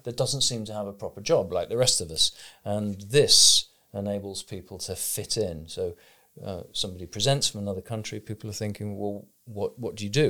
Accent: United Kingdom; I'm a British person reading in English with a certain educational background

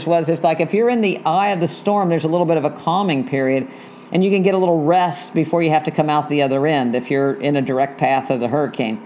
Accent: West Virginia, United States; moved away; I grew up in West Virginia

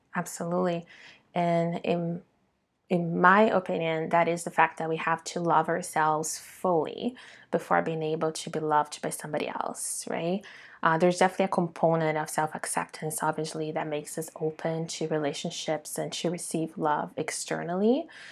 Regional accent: Brazil; being born and raised in Brazil

